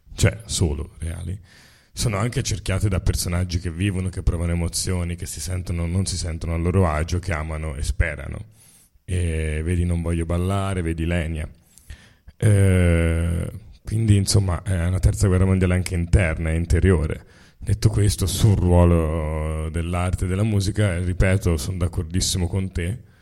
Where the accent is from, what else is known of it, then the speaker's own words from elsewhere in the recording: Tuscany, Italy; siamo toscani